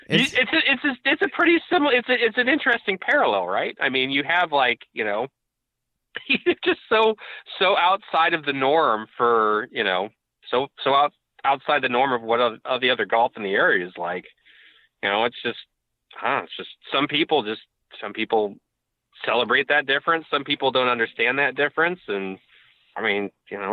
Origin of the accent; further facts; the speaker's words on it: Northern California, United States; I grew up in Northern California